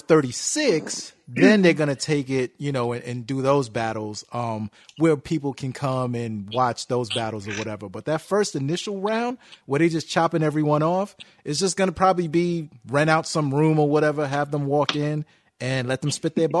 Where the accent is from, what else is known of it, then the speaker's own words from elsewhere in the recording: Brooklyn, New York, United States; And I'm from Brooklyn.